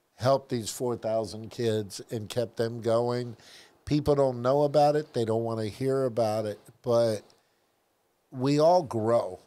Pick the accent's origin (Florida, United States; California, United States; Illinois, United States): Florida, United States; Tampa; I grew up in South Tampa